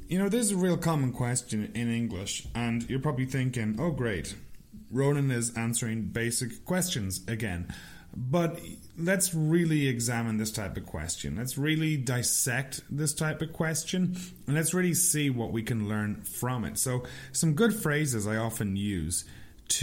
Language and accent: English; west of Ireland, Ireland; moved away as an adult; now in Kelowna, Canada; My hometown is situated in the west of Ireland, but I'm not living in my hometown because I'm a goddamn immigrant